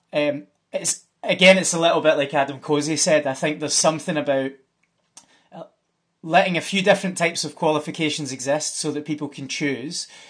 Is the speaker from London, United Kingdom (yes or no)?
no; Scotland, United Kingdom; I'm Scottish, so that means something different. I'm Scottish.